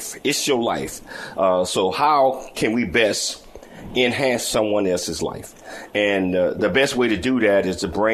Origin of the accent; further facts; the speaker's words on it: Chattanooga, Tennessee, United States; accent: country and southern drawl; I'm from Chattanooga, Tennessee, so I got that country and southern drawl.